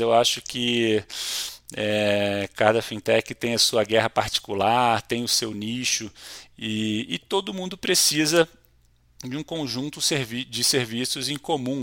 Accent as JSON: {"language": "Portuguese", "region": "Rio de Janeiro", "country": "Brazil", "said": "sou carioca, casado com uma mineira e pai de dois paulistas"}